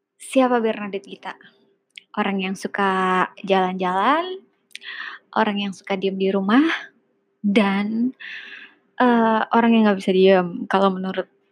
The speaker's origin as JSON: {"language": "Indonesian", "region": "Jakarta", "country": "Indonesia", "tie": "born or raised there", "said": "gue lahir di Jakarta besar di Jakarta so uh, eh, gue menganggap diri gue orang Jakarta"}